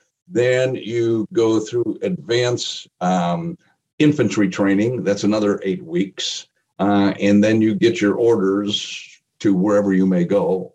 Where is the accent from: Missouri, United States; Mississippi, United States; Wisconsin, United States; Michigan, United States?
Wisconsin, United States; Appleton; growing up in the Midwest, growing up in a place called Appleton, Wisconsin, being a Green Bay Packer fan as a kid during the early part of the 60s